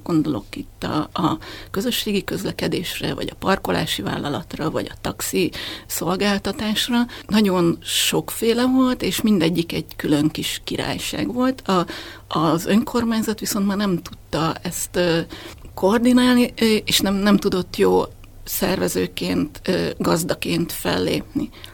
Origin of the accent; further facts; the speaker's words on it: Makó, Csongrád-Csanád, Hungary; moved away as an adult; also born or lived in Békéscsaba; now in Budapest, Hungary; Én vidéken nőttem föl, és Makon éltünk a szüleimmel.